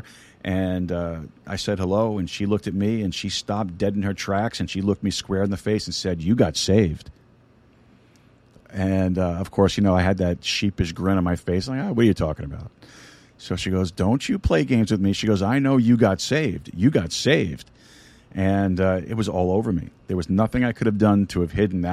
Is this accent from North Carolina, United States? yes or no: no; New York City, New York, United States; I'm a Sicilian from Brooklyn